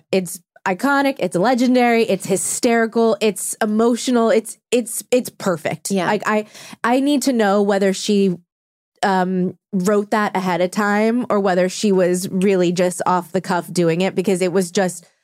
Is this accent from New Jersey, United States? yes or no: no; Orange County, California, United States; I'm from Orange County originally.